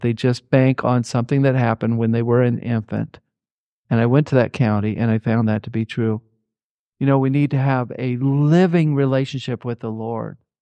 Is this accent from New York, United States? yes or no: no; Indianapolis, Indiana, United States; moved away; also born or lived in Fillmore, Minnesota / Harrodsburg, Kentucky; growing up in Indianapolis, Indiana